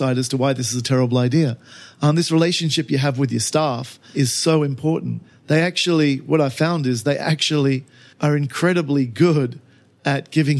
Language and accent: English; Australia; now in China; I'm Australian.